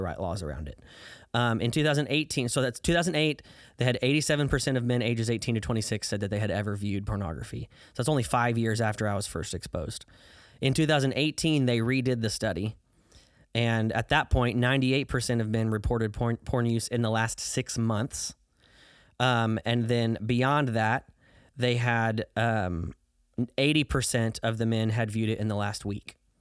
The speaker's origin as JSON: {"language": "English", "region": "southern Illinois", "country": "United States", "tie": "born or raised there", "moved": "yes", "lives_now": "Dallas, United States", "said": "I grew up in southern Illinois, about seventy miles southeast of Saint Louis, Missouri."}